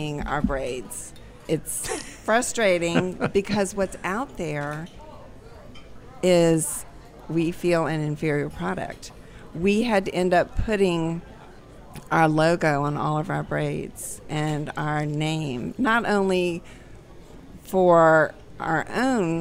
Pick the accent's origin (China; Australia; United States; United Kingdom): United States; Lafayette, Louisiana; now in New Orleans, United States; I'm originally from Lafayette, but living in New Orleans